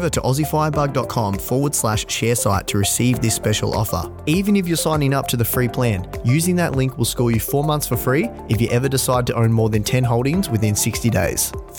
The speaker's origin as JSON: {"language": "English", "region": "Victoria", "country": "Australia", "said": "Now, you are a Valley boy. You know, we are both from Latrobe Valley."}